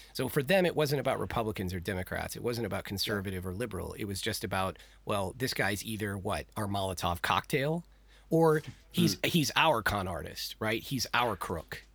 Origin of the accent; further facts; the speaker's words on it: Texas, United States; I am born and raised in Texas